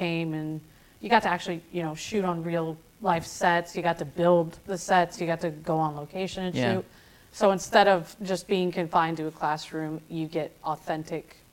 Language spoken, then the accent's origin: English; Ohio, United States; moved away as an adult; also born or lived in Orlando, Florida; now in Nashville, United States; I wasn't around music in my hometown in Ohio.